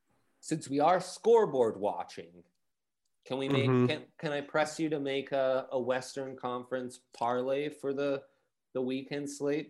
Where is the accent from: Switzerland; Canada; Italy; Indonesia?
Italy; Milan, Lombardy; those are my my crosstown rivals where I grew up in Milan.